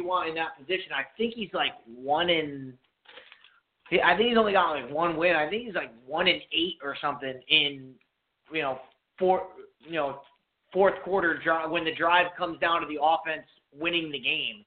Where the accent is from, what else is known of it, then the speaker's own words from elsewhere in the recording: New England, United States; I've been in New England my whole life